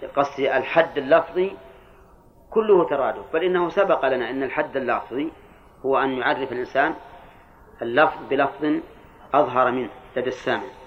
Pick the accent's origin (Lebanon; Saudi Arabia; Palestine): Saudi Arabia; Al-Qassim; عندنا في القصيم